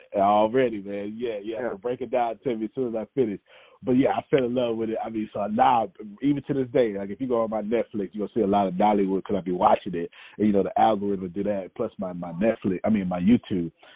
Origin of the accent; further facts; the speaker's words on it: United States; I grew up homeless, even though I'm from America